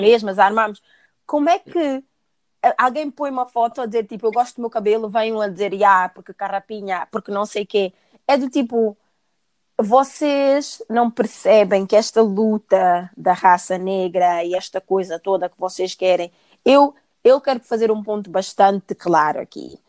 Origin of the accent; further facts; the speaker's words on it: Portugal; eu cresci em Portugal